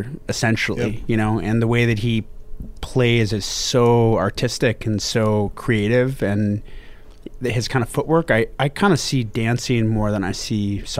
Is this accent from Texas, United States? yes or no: yes; Houston, Texas, United States; also born or lived in Northern California; I was born in Northern California, moved to Houston at five. And so I grew up in Houston, kind of the height of the Olajuwon years in Houston.